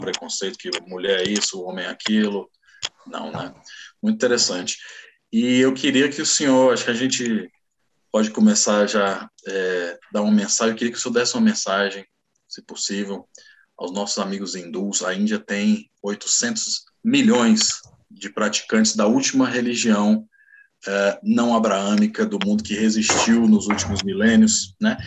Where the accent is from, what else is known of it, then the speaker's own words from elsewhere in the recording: Brazil; eu sou brasileiro